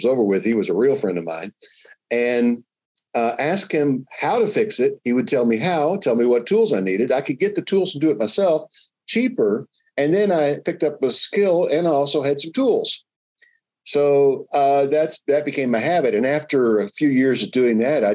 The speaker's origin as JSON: {"language": "English", "town": "Louisville", "region": "Kentucky", "country": "United States", "tie": "born or raised there", "moved": "yes", "said": "I grew up in Louisville, Kentucky"}